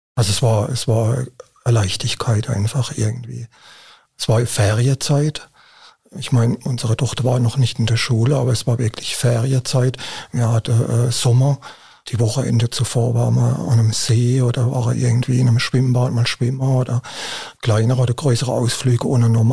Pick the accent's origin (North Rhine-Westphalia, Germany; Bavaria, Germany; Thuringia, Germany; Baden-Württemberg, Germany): Baden-Württemberg, Germany; bei uns in Baden-Württemberg